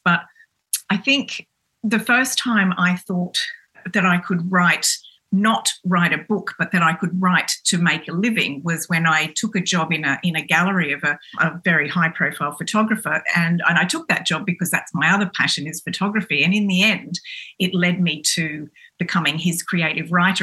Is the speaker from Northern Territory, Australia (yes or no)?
no; Cairns, Queensland, Australia; grew up in in Cairns, which is a very small town